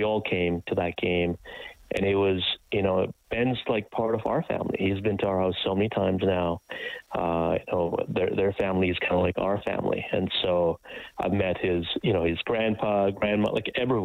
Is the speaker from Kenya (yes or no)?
yes; Kenya; moved away; I was born in Kenya, come from poverty